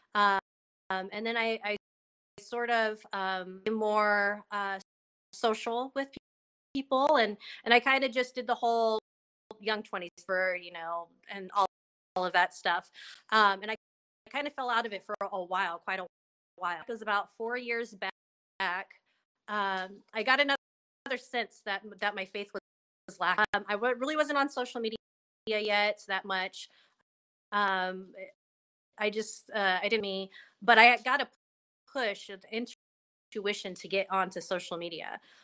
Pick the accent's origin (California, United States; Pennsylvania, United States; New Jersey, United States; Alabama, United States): California, United States; Bay Area; I grew up in the Bay Area, um, I lived there till I was around eleven